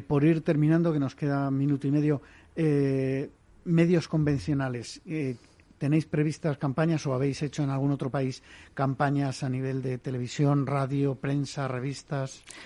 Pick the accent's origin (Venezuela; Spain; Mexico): Spain; Basque Country; yo soy vasco, pero no hablo euskera